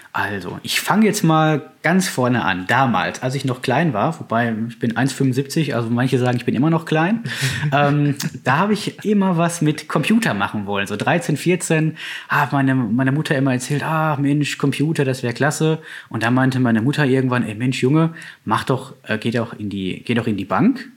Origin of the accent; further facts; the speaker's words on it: Bochum, North Rhine-Westphalia, Germany; now in Herdecke, Germany; ich bin tatsächlich in Bochum aufgewachsen